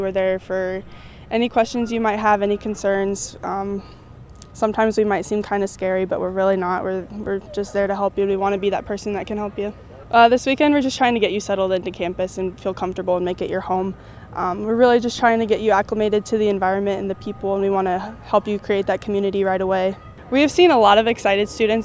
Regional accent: Columbia, Missouri, United States; I'm from Columbia, Missouri

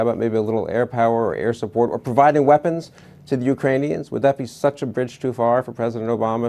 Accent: United States; as an American

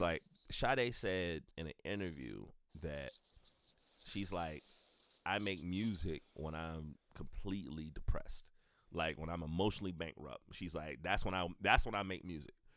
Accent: the South, United States; now in Columbia, United States; identification as a black person growing up in the South

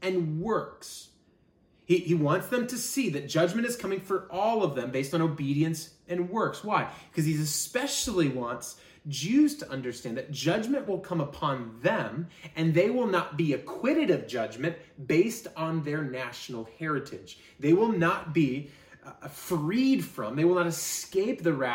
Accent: United States; We as an American church

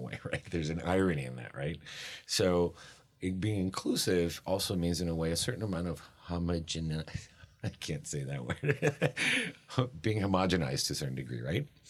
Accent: Miami, Florida, United States; I grew up in Miami

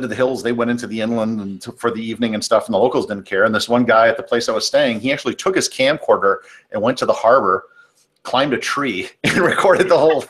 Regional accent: the Midwest, Wisconsin, United States; moved away; I'm from the Midwest

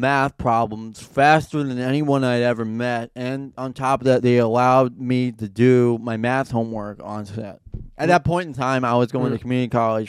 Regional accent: New York City, New York, United States; I grew up in New York City.

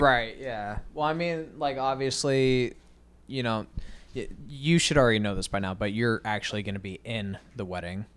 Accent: Arizona, United States; I'm from Arizona. We don't have junior proms

